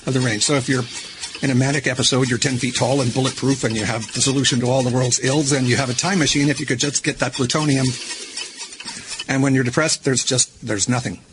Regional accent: United States; being a American boy

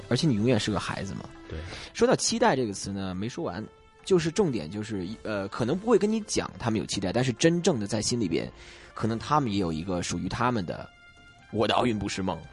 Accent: Beijing, China; now in Hong Kong; 我现在香港工作，因为我老家是北京

